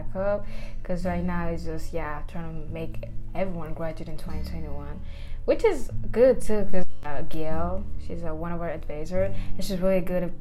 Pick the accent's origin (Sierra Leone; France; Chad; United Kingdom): Chad; moved away as an adult; now in United States; I'm from Chad, Central Africa